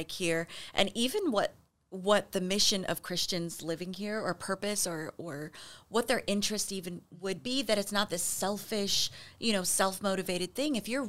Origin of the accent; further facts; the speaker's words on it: Midwest, United States; now in Los Angeles, United States; We're both from the Midwest